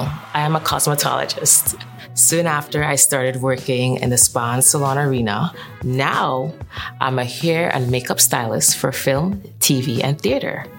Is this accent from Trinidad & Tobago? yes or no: yes; Trinidad & Tobago; born or raised there; moved away as an adult; now in New York, United States